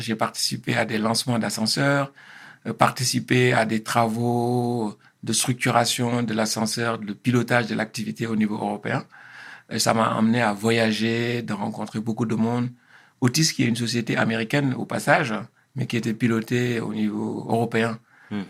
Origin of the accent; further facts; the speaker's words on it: Senegal; moved away as an adult; also born or lived in Paris, France; now in France; je suis originaire du Sénégal. Mhm. je suis né au Sénégal euh, il y a un peu plus de 50 ans. Euh, j'ai fait mes écoles euh, primaires et secondaires au Sénégal.